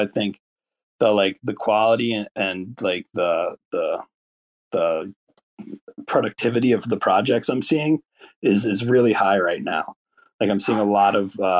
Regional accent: Philadelphia, Pennsylvania, United States; moved away as an adult; also born or lived in Colorado; I grew up in Philadelphia

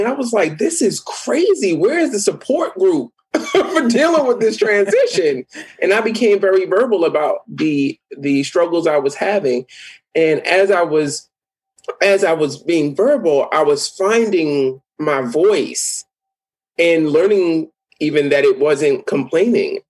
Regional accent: New York City, New York, United States; I am from the Bronx

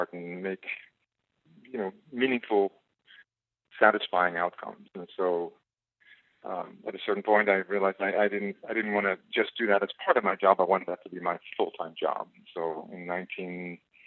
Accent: Israel; also born or lived in South Africa; now in United States; I grew up in Israel and moved from Israel to South Africa. And from South Africa, I came to the United States

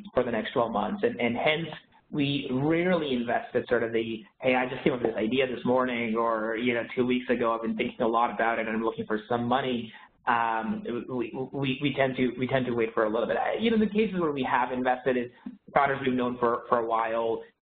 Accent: Canada; now in San Francisco, United States; I grew up in Canada

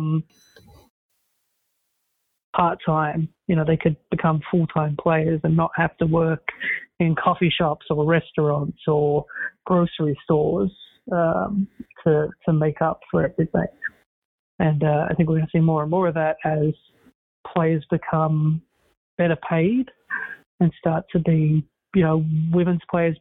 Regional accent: Australia

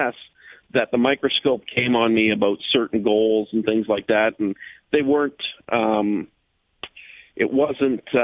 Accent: Hamilton, Ontario, Canada; moved away as an adult; also born or lived in Detroit / San Diego / Orlando; I grew up in Hamilton

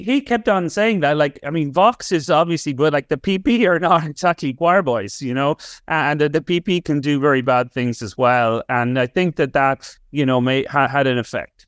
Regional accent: Ireland; as an Irish person

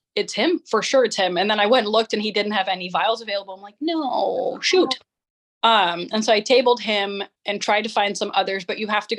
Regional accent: Amsterdam, North Holland, Netherlands; Holland, Amsterdam.

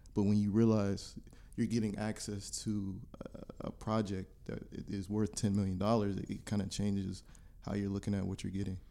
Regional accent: Warren, Ohio, United States; I'm from Warren, Ohio

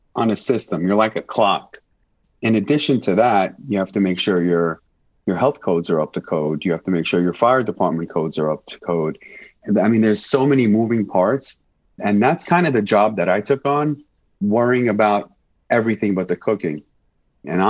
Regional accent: New York City, New York, United States; moved away as an adult; now in Las Vegas, United States; New York's my home. I'm born and raised there. I'm a New Yorker living in Vegas now.

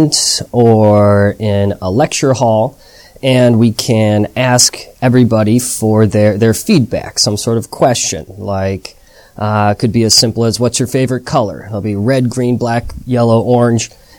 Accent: United States; moved away as an adult; also born or lived in Chicago; now in Shanghai, China

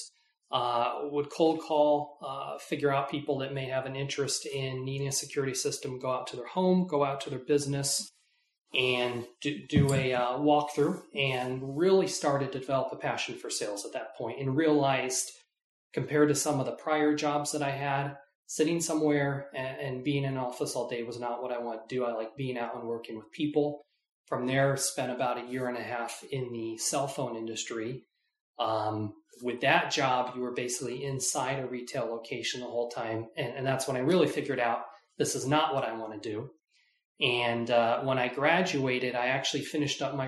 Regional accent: Tucson, Arizona, United States; I was born and raised in Tucson and love it here and plan on staying here for quite a while

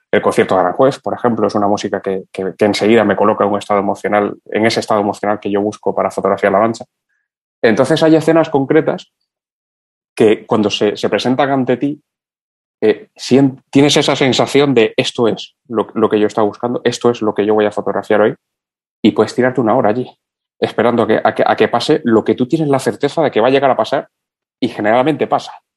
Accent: Cuba; moved away; yo de niño, aún en Cuba

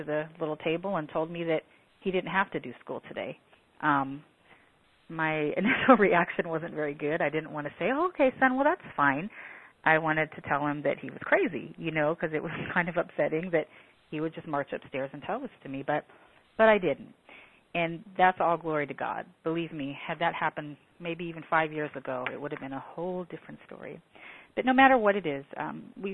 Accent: Washington, United States; moved away as an adult; I was in Washington until I was 27

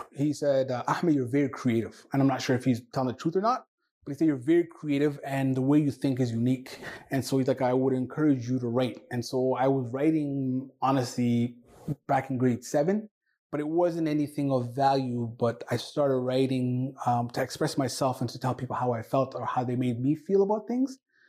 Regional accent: Canada; first language Somali; English is a second language; also born or lived in Somalia / Toronto; I am a Somali-born Canadian. I am proud to be Canadian. I grew up in Ontario/Alberta. I started school when I was 8 years of age, and English was one of the most challenging things to learn

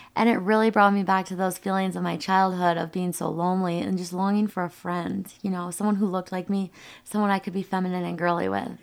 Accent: Rochester, Minnesota, United States; moved away; I was born and raised in Rochester, Minnesota

